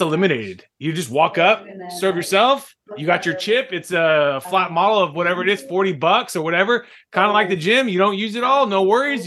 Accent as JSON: {"language": "English", "town": "Fresno", "region": "California", "country": "United States", "tie": "born or raised there", "said": "my hometown, Fresno. California"}